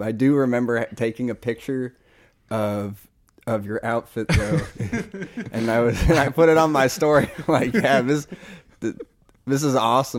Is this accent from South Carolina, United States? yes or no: no; Massachusetts, United States; Part of it is because I'm from there, but also there's this musician, …, from Amherst, 413, Western Mass.